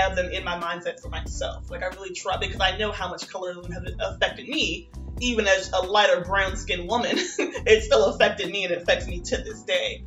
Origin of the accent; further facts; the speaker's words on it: Virginia, United States; from Virginia like me